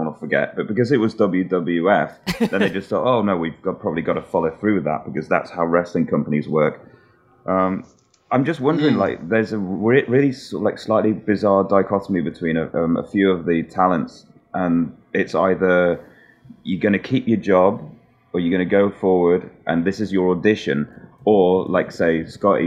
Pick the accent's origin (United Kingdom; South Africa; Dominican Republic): United Kingdom; England; I'm English, so we didn't have like spring break